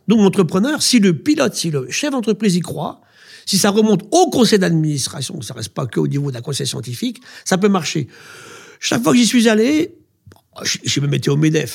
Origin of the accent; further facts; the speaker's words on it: France; chez nous, en France